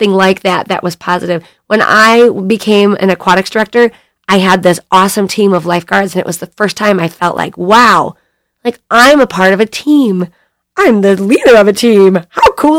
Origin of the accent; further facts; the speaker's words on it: Bay City, Michigan, United States; also born or lived in California; I grew up in Bay City